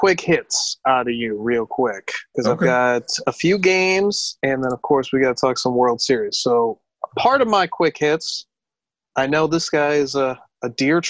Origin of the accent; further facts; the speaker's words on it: Hawaii, United States; Don't look at me. I'm Hawaiian.